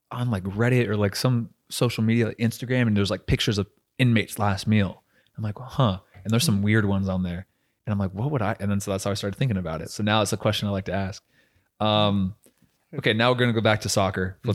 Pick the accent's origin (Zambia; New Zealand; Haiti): New Zealand; I came from New Zealand